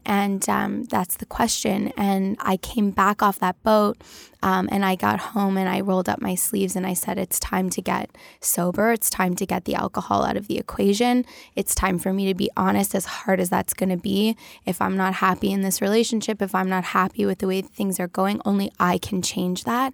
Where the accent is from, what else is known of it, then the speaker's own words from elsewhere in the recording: Toronto, Ontario, Canada; I grew up in Toronto